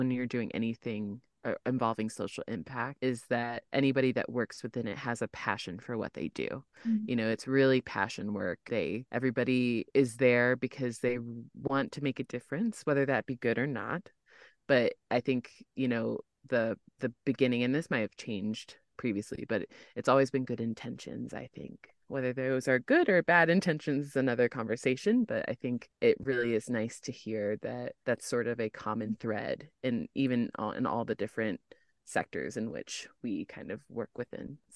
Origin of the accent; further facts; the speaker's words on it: United States; as an American